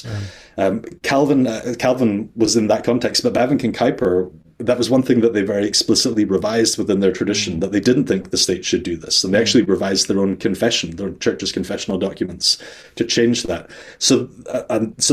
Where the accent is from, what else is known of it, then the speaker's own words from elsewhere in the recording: Scotland, United Kingdom; also born or lived in Netherlands; I'm Scottish